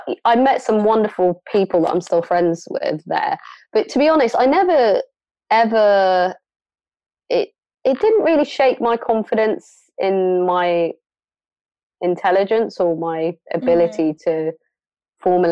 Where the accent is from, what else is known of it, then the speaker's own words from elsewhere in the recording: London, United Kingdom; moved away as an adult; also born or lived in Somalia; now in Bristol, United Kingdom; I grew up in London, Northwest London, on Stonebridge Estate